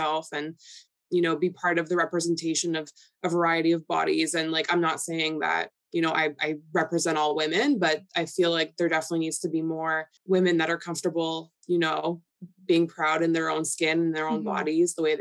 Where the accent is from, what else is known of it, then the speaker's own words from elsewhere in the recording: Toronto, Ontario, Canada; first language Polish; English is a second language; So I was born and raised in Toronto, and my first language was Polish. So I didn't speak English till I was like in grade school